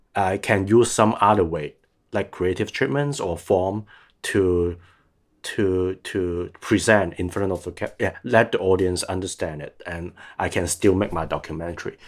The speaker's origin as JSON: {"language": "English", "country": "Hong Kong", "tie": "born or raised there", "said": "I'm still trying to base in Hong Kong as long as I can, as long as I feel that I don't have danger. So because I really want to stay there as my hometown"}